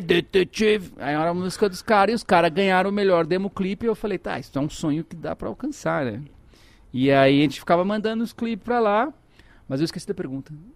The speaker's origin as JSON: {"language": "Portuguese", "town": "Porto Alegre", "region": "Rio Grande do Sul", "country": "Brazil", "tie": "born or raised there", "also_born_or_lived": "Ceará", "moved": "as an adult", "lives_now": "São Paulo, Brazil", "said": "Eu nasci no Ceará, mas eu vivi a vida inteira no Rio Grande do Sul"}